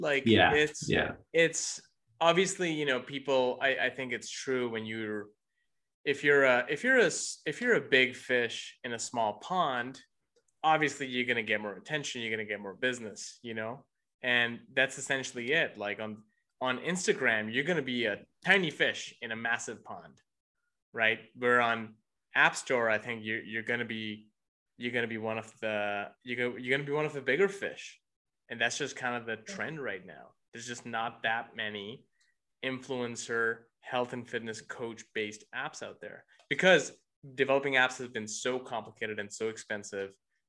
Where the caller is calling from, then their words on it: Carlsbad, California, United States; I'm calling from Carlsbad, California.